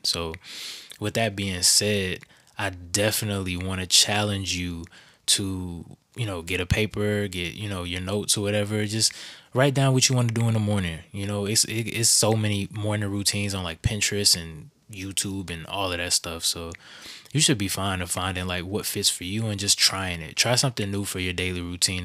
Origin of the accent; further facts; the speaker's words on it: the South, United States; I grew up in the South